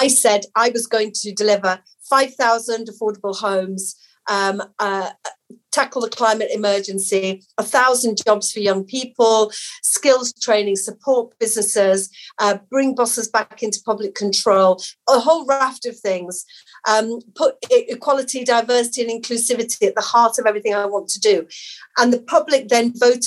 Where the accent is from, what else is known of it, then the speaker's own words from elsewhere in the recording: Batley, Yorkshire and the Humber, United Kingdom; I grew up in Batley in a council flat with my mum, my dad and my sister